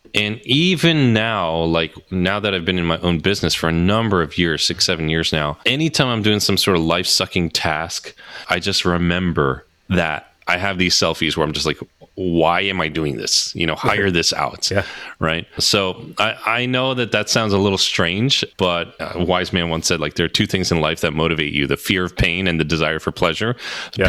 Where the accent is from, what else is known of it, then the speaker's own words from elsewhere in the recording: New Jersey, United States; I'm from Jersey